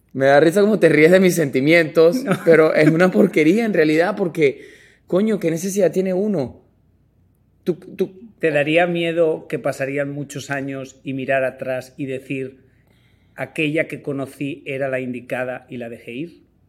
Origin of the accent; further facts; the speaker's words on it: Venezuela; Soy de Venezuela